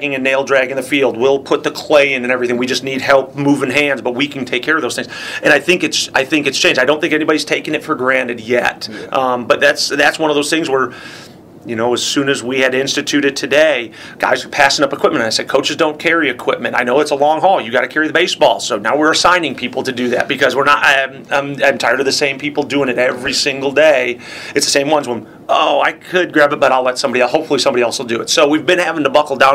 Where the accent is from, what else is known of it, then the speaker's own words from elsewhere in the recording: Palatine, Illinois, United States; I say Palatine. They're like, no. I'm like, you heard of Schaumburg, where the big mall is? I grew up 5 minutes from there.